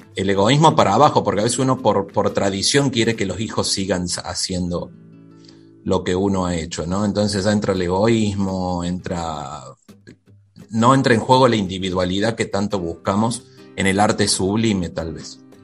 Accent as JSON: {"language": "Spanish", "region": "Córdoba", "country": "Argentina", "also_born_or_lived": "Mendoza"}